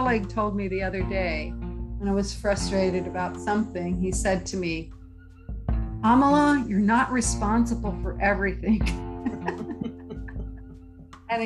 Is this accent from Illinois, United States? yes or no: no; Jeffersontown, Kentucky, United States; I grew up in the Midwest when I was in Louisville, Kentucky, just outside of it in a small suburbs called Jeffersontown.